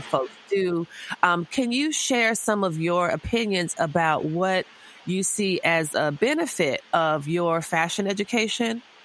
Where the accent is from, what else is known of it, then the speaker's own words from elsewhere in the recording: the South, United States; I just feel like I'm from the South as well.